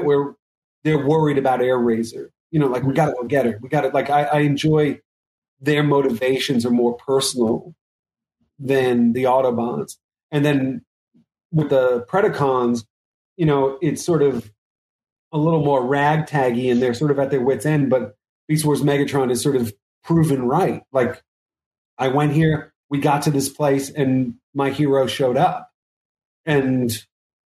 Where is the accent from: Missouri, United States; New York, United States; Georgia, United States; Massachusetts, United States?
New York, United States; me as a New Yorker